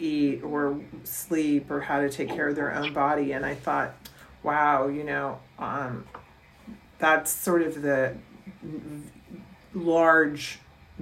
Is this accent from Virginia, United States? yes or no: yes; Virginia, United States; University of Mary Washington in Virginia, my home state